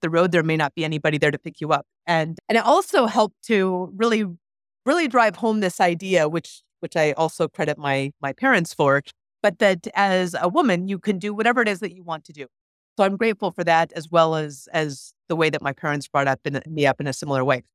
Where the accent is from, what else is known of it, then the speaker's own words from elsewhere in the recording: Anchorage, Alaska, United States; I grew up in Anchorage, Alaska, so not, not rural Alaska.